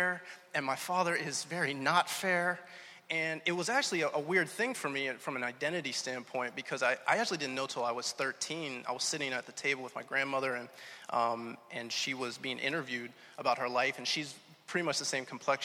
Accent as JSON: {"language": "English", "town": "Pittsburgh", "region": "Pennsylvania", "country": "United States", "also_born_or_lived": "Atlanta, Georgia", "moved": "yes", "lives_now": "Rhode Island, United States", "said": "I'm really from Pittsburgh originally"}